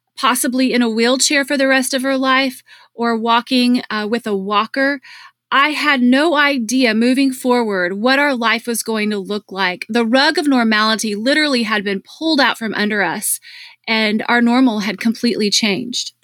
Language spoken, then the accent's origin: English; Dallas, Texas, United States; my hometown of Dallas